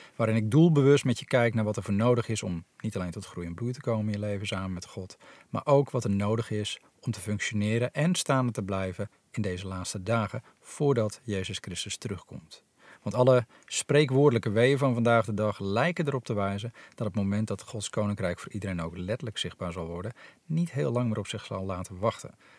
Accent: Netherlands; also born or lived in Nepal; hier in ons polderlandje

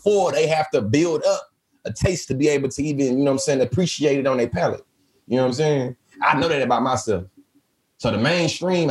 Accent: Bryan, Texas, United States; I'm also from Bryan, Texas, too. And being from Bryan, Texas

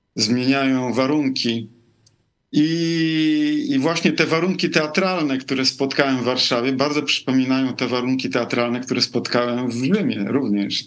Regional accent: Lviv, Lviv Oblast, Ukraine; now in Rome, Italy; pochodzę z Lwowa. Urodziłem się w Związku Radzieckim

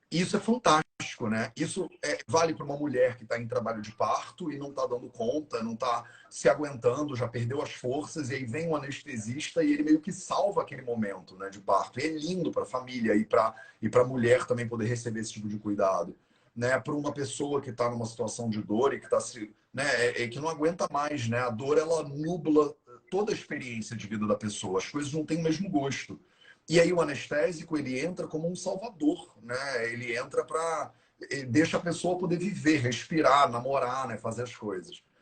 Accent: Rio de Janeiro, Brazil; now in Paraty, Brazil; Eu sou carioca a vida inteira, vivi aqui, estudei, fiz faculdade aqui, né? fiz tudo, andei o Rio de Janeiro inteiro

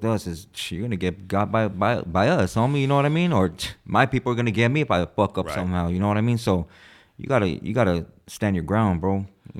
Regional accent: California, United States; Yeah, born and raised.

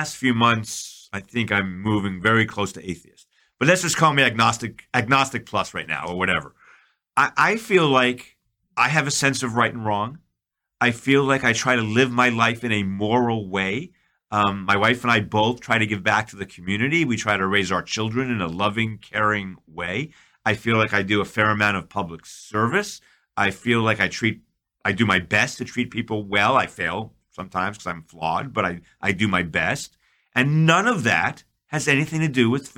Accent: New York, United States; I'm from New York.

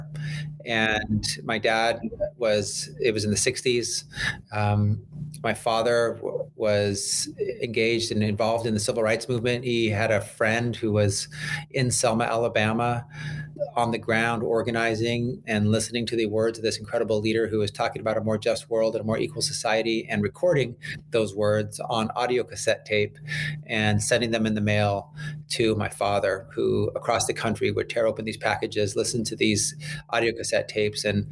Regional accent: Philippines; now in California, United States; I was born in the Philippines

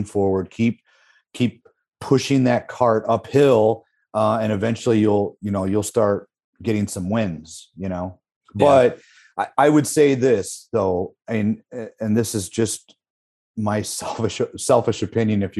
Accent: Midwest, United States; the Midwest, I'm from the Midwest

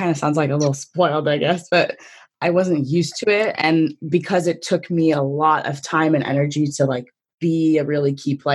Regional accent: Connecticut, United States; I'm from Connecticut, so I wanted to go to UConn

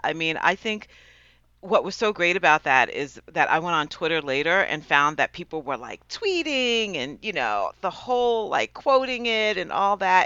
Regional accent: Westchester County, New York, United States; Westchester County, which is where I grew up in New York

